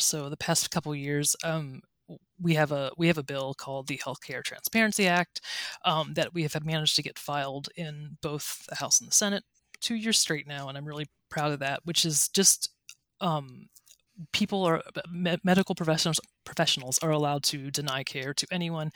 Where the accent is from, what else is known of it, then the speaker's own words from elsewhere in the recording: Ellwood City, Pennsylvania, United States; now in Tallahassee, United States; I'm from Beaver County, Pennsylvania, a little town called Elwood City.